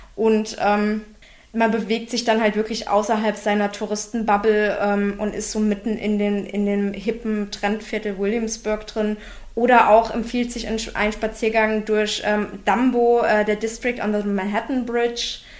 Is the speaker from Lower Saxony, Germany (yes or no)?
no; Berlin, Germany; Bin ich zwar als Berliner auch gewöhnt